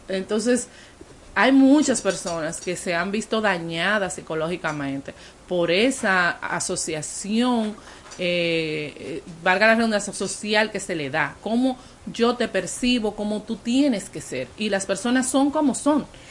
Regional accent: San Juan de la Maguana, San Juan, Dominican Republic; en el sur del país, yo soy de San Juan

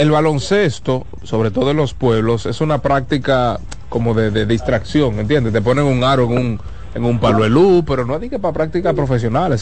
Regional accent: Dominican Republic; a mí como dominicano

